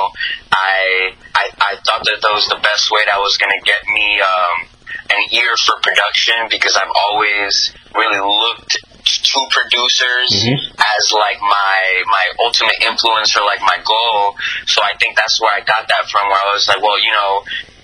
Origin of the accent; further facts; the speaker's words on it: Colombia; I grew up in Colombia